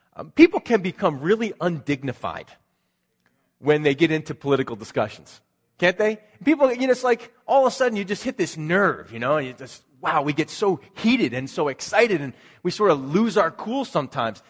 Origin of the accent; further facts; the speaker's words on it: Philadelphia, Pennsylvania, United States; moved away; That's where I grew up in Philadelphia